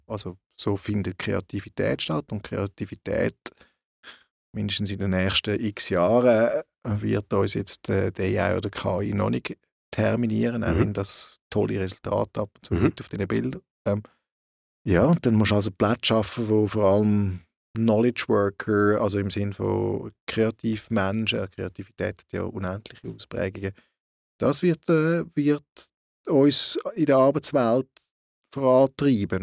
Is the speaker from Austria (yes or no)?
no; Switzerland; bei uns in der Schweiz